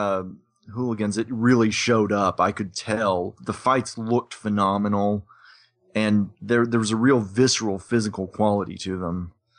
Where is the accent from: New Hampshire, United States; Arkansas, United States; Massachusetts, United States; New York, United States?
Arkansas, United States; Little Rock; as I said, I'm from Little Rock, Arkansas.